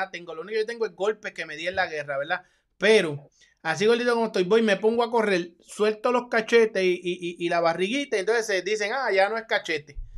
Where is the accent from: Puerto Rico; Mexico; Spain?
Puerto Rico; mi dinero va con el cubano y soy boricua. Soy boricua.